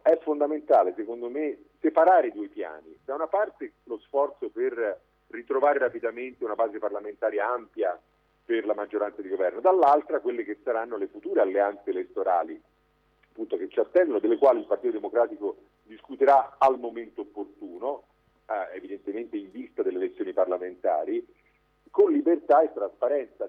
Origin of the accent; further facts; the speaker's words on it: Livorno, Tuscany, Italy; Io sono livornese